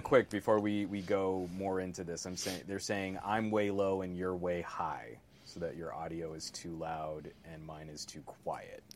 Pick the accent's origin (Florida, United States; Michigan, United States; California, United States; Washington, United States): California, United States; as a Californian